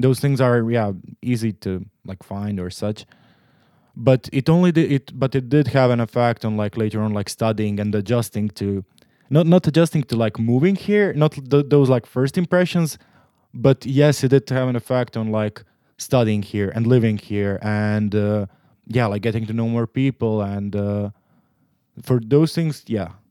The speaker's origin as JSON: {"language": "English", "town": "Split", "region": "Split-Dalmatia County", "country": "Croatia", "also_born_or_lived": "Zagreb, Croatia", "moved": "as an adult", "lives_now": "Netherlands", "said": "I'm from Croatia. I'm, I've been living in the Netherlands for two years now. I'm, uh, in Croatia, I'm from Split"}